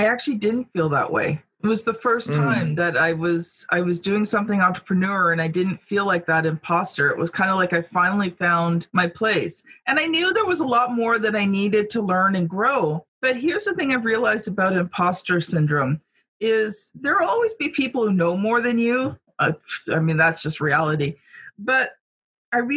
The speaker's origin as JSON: {"language": "English", "country": "Canada", "said": "I'm Canadian"}